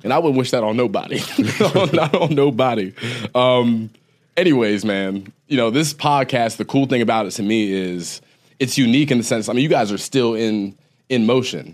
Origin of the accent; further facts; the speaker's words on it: Ohio, United States; moved away as an adult; I was an Ohio kid. I'm from Ohio